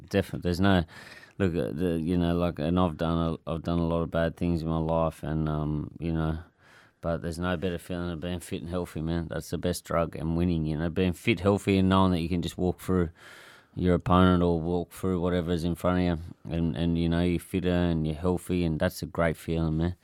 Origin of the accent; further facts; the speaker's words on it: Clarendon, Tasmania, Australia; growing up in Clarendon